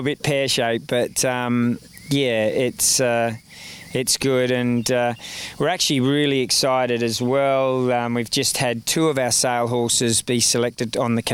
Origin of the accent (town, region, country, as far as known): Australia; moved away as an adult